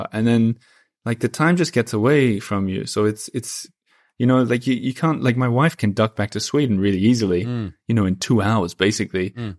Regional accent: Perth, Western Australia, Australia; And like all my friends are in another city from where I grew up in Perth.

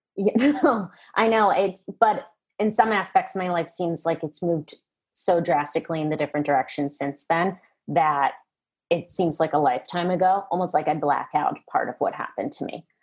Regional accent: outside of Boston, Massachusetts, United States; now in New York, United States; I grew up outside of Boston in a very creative household.

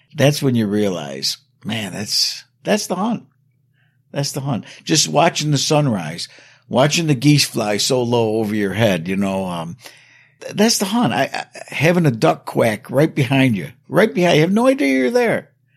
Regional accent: New York, United States; my hometown here

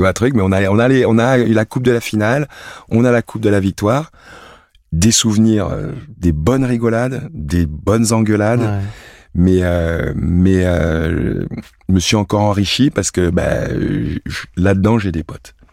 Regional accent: France; also born or lived in Cameroon; je suis français, mm. et pas de stress, je suis français, mais je suis aussi camerounais.

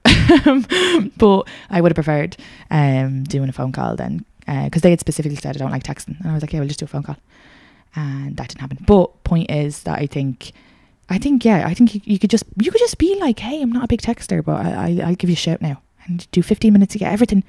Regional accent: Ireland; I'm Irish

